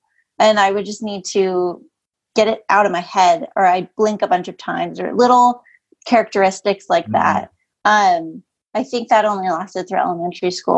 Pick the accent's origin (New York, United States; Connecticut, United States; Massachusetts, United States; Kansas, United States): Massachusetts, United States; Western; I grew up in Western Massachusetts, small, middle of nowhere town.